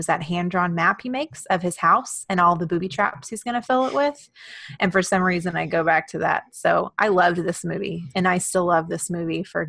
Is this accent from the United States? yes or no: yes; Houston, Texas, United States; moved away; I grew up in Houston and went to high school, and I mean, all my primary school was there